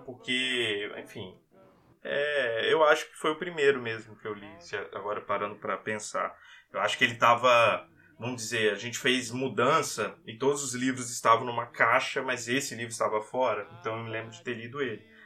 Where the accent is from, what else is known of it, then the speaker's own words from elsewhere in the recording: Vitória, Espírito Santo, Brazil; Eu sou de Vitória, Espírito Santo